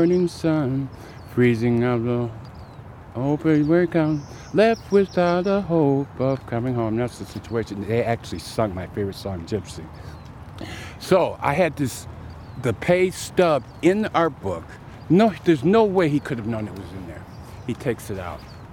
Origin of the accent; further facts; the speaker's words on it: Minnesota, United States; also born or lived in Bay Area; now in Oakland, United States; I'm originally from Minnesota